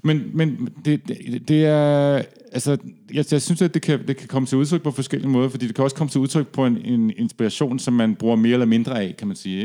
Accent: Denmark; da jeg var barn i Danmark

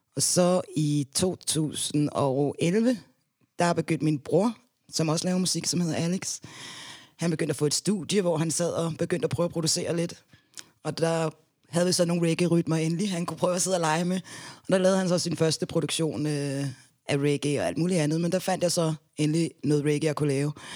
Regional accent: Denmark; also born or lived in Gambia; Jeg er halv dansker og halv gambianer

